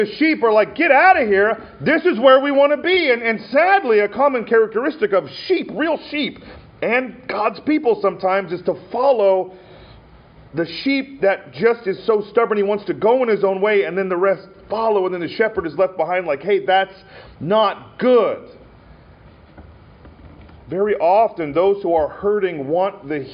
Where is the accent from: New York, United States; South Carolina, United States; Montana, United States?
Montana, United States; I had a friend growing up in Montana